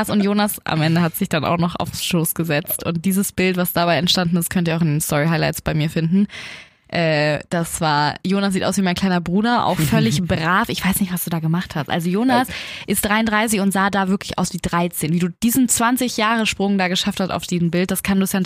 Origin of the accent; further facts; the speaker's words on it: Germany; konnte plötzlich Deutsch sprechen, als ich meinte, ich komme aus Deutschland.